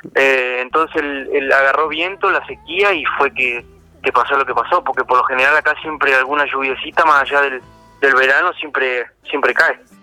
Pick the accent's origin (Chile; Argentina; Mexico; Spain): Argentina; El Maitén, Chubut; acá en el Maitén, en mi pueblo